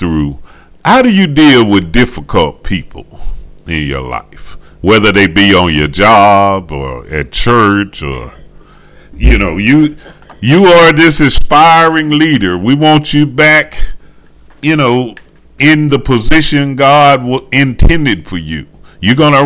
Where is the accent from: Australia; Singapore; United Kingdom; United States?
United States; the South; I'm from the South, and, you know, they, yeah, they say we talk slow